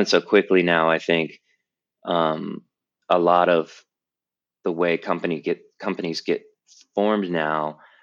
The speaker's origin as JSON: {"language": "English", "town": "Tampa", "region": "Florida", "country": "United States", "tie": "born or raised there", "also_born_or_lived": "North Carolina / California", "moved": "as an adult", "said": "I'm originally from Tampa, Florida, and I grew up in the South between Florida and North Carolina"}